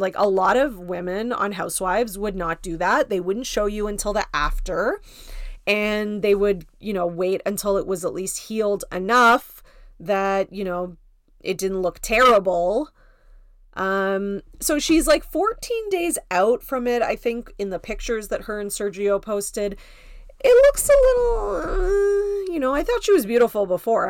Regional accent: Canada; I'm Canadian, so my Thanksgiving is in October.

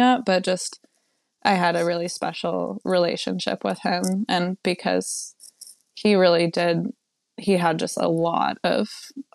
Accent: Western New York, United States; I grew up in Western New York, kind of a super small, like really rural place

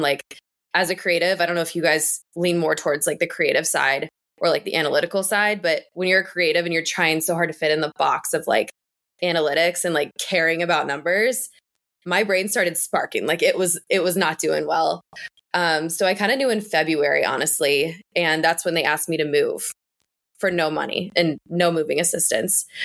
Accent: northern Kentucky, United States; moved away as an adult; also born or lived in Louisville, Kentucky; now in Boston, United States; originally, I'm from Kentucky. I grew up in northern Kentucky, and I moved to Louisville for college

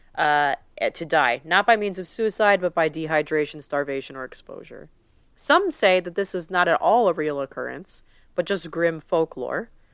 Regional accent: United States; We're two American girls

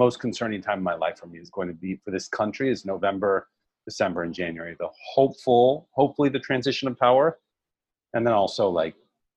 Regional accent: Puerto Rico; first language Spanish; English is a second language; moved away; I was born in Puerto Rico

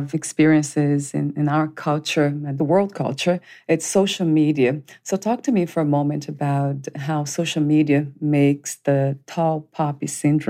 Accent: Brazil; I come from Brazil

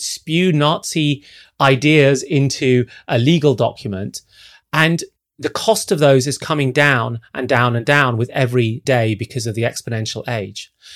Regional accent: Zambia; moved away; I grew up in Zambia, in sub-Saharan Africa

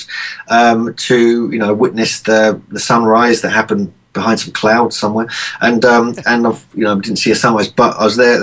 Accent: Cambridge, East of England, United Kingdom; moved away; my hometown near Cambridge in Cherry Hinton

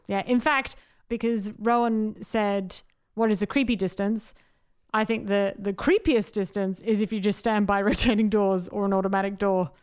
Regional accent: Adelaide, South Australia, Australia; I'm from Adelaide

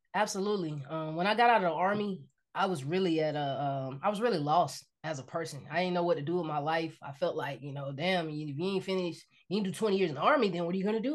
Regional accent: Decatur, Georgia, United States; moved away as an adult; now in Los Angeles, United States; I'm from Decatur, Georgia

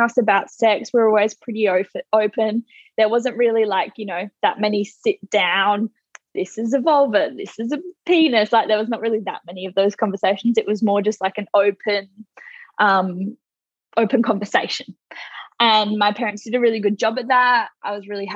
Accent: Australia

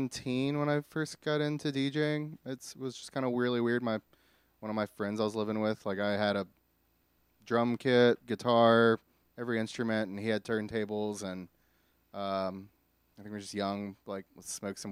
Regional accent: Houma, Louisiana, United States; also born or lived in Hawaii / Wilmington, North Carolina; So I was born in Hawaii, actually. I raised in Louisiana, Houma for a while, and then moved to Wilmington, North Carolina for a good majority of my life.

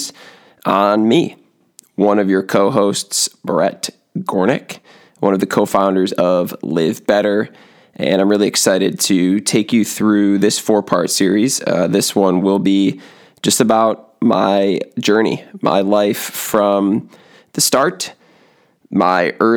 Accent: Western Springs, Illinois, United States; also born or lived in Chicago, Illinois; I grew up in Western Springs, Illinois, like I said, and had a great, great childhood

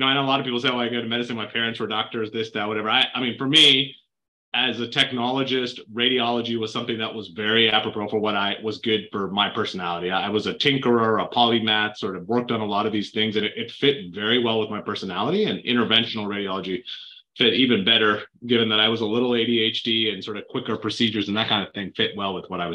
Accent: Canada; moved away as an adult; now in United States; I grew up in Canada

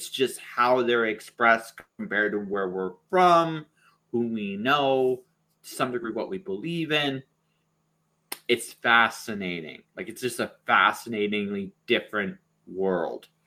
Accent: London, Ontario, Canada; also born or lived in Windsor / Detroit / Toronto / Phoenix; I grew up in primarily in London, Ontario, but I've lived in a whole bunch of cities. There, my I moved a lot as a kid. Uh, Windsor, Detroit, uh, Toronto.

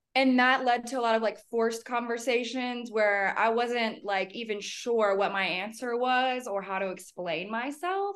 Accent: Alabama, United States; also born or lived in Birmingham, Alabama; now in Denver, United States; born and raised in Alabama

